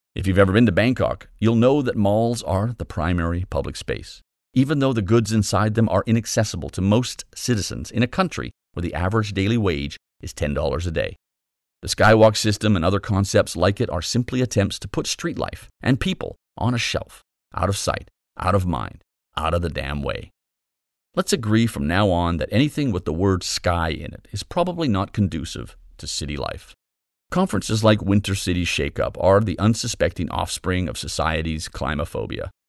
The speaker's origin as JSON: {"language": "English", "town": "Calgary", "region": "Alberta", "country": "Canada", "tie": "born or raised there", "said": "I grew up in Calgary, so I know well the icy rage of a prairie winter."}